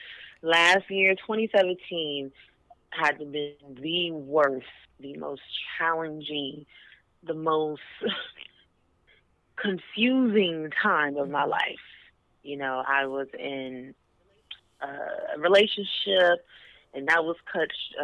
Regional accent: Houston, Texas, United States; moved away as an adult; now in Dallas, United States; I moved to Dallas because I am from Houston

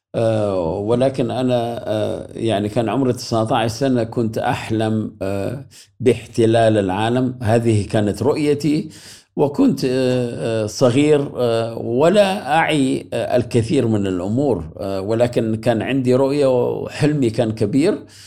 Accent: Iraq; first language Arabic; moved away as an adult; now in Germany; بدوي يعني ولدت في الصحراء

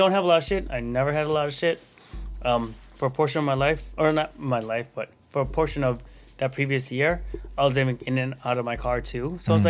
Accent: Chicago, Illinois, United States; moved away as an adult; also born or lived in New York; now in San Francisco, United States; I'm from Chicago

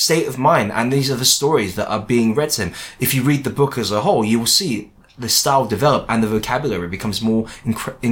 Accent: England, United Kingdom; As a Chinese person that was born in this country, I feel very English

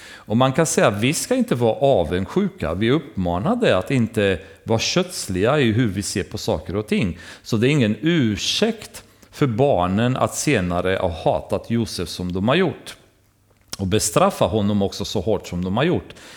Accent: Romania; now in Sweden; när jag växte upp i baptistkyrkan i Rumänien

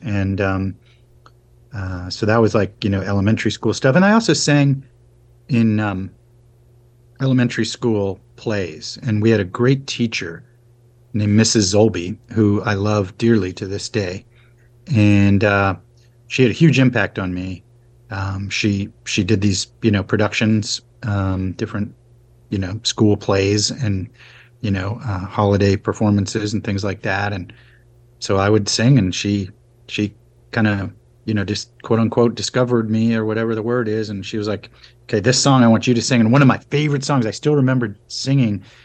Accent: Arlington, Virginia, United States; moved away; also born or lived in California / Boston; I basically grew up on the East Coast, um, in in Arlington, Virginia, basically DC

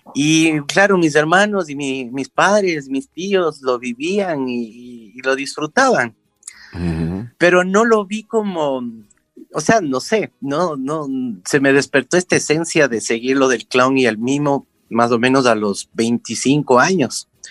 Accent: Quito, Pichincha, Ecuador; nací en Quito, hace en el 1964

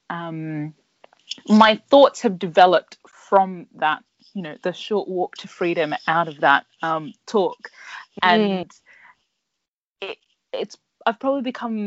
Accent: Brisbane, Queensland, Australia; moved away as an adult; now in United Kingdom; my hometown of Brisbane

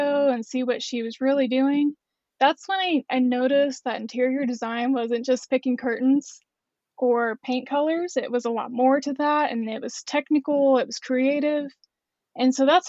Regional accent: Shawnee, Oklahoma, United States; also born or lived in Norman, Oklahoma; I'm actually from Central Oklahoma, born in Norman, but I've lived most of my life in Shawnee

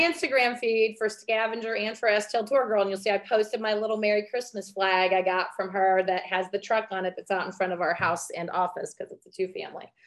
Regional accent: Vandalia, Missouri, United States; I grew up in Vandalia, Missouri

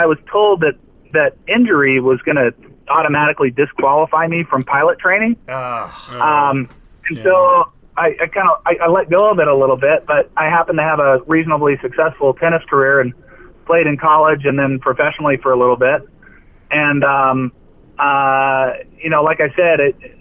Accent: outside El Toro Marine Air Station, Orange County, California, United States; when I was a kid, I grew up outside of El Toro Marine Air Station. I mean, honestly, about probably 15 miles from the base

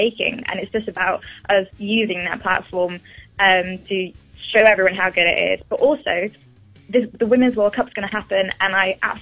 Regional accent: England, United Kingdom; I'm English

